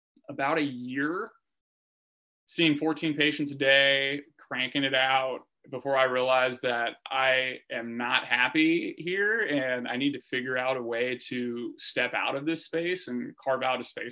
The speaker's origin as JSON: {"language": "English", "region": "Northern California", "country": "United States", "said": "I'm from Northern California"}